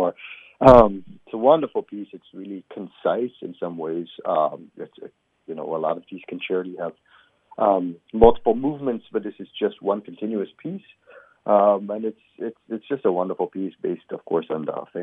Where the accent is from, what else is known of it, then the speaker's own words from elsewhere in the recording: Israel; also born or lived in New York, United States; now in Cincinnati, United States; I'm originally from Israel, but I've been in this country for a while now. I lived in New York for many years